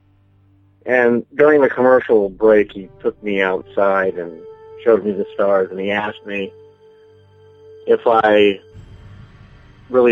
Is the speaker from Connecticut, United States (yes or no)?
yes; Niantic, Connecticut, United States; I am from Niantic, Connecticut.